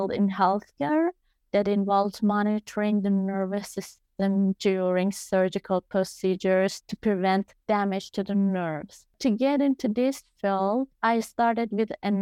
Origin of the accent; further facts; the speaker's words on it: Iran; also born or lived in Australia; the sanctions we have in Iran